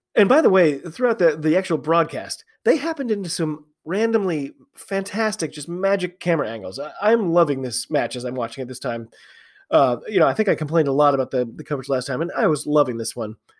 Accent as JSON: {"language": "English", "country": "United States", "said": "I'm an American rugby fan"}